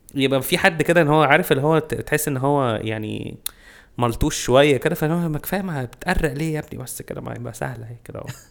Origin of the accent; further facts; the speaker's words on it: Cairo, Cairo Governorate, Egypt; عندنا في القاهره